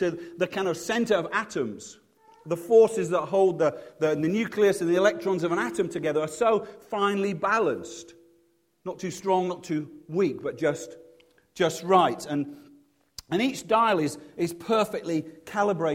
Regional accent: Leeds, Yorkshire and the Humber, United Kingdom; now in Cheltenham, United Kingdom; because I'm from Leeds, we didn't have a very big house

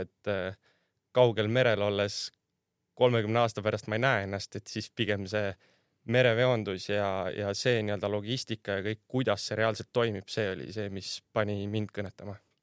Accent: Värska, Põlva County, Estonia; ma olen Tallinnast päris kaugelt pärit, Värskast

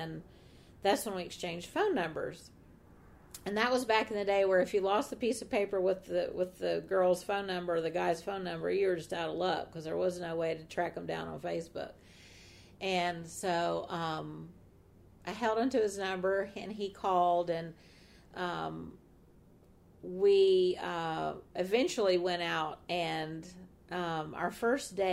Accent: Atlanta, Georgia, United States; I'm from Atlanta

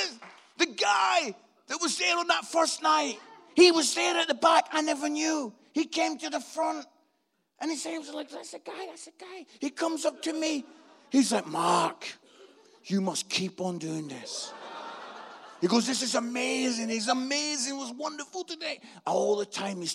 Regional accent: Scotland, United Kingdom; This Scottish guy

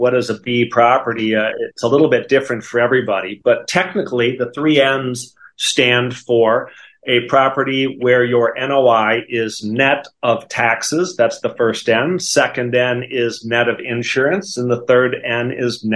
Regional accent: Wisconsin, United States; accent: Wisconsin; moved away as an adult; also born or lived in Notre Dame, Indiana; now in Dallas, United States; I grew up in Wisconsin, and you can still hear that in my voice, the Wisconsin.

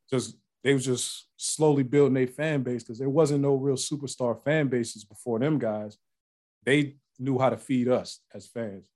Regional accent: Ohio, United States; now in Atlanta, United States; I live in Atlanta now, but I'm I'm from Ohio, so I was from in the Midwest

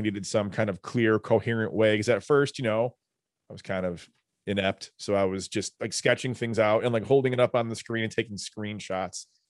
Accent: New Lenox, Illinois, United States; we grew up in New Lenox

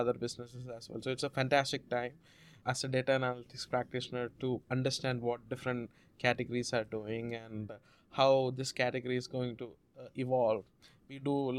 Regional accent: South India, India; first language Malayalam; English is a second language; moved away as an adult; now in United States; I grew up in India

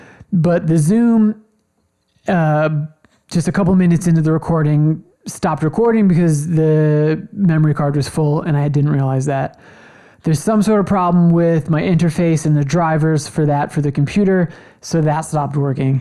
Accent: United States; as an American

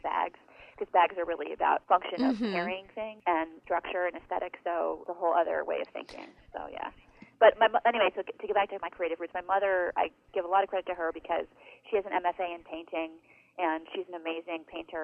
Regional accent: Western New York, United States; now in Seattle, United States; I grew up in Western New York, so we're really far away

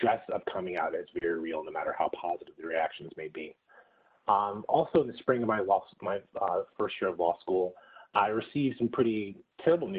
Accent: Lexington, Kentucky, United States; moved away as an adult; also born or lived in Georgia / Stanford, California; I grew up in Lexington, Kentucky, went to undergrad in Georgia

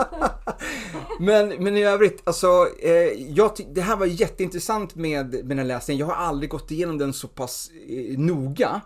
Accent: Stockholm, Stockholm County, Sweden; Alltså jag är uppvuxen i Stureby

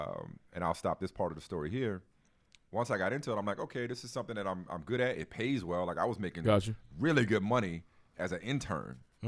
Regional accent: New Orleans, Louisiana, United States; No, I grew up in New Orleans, man.

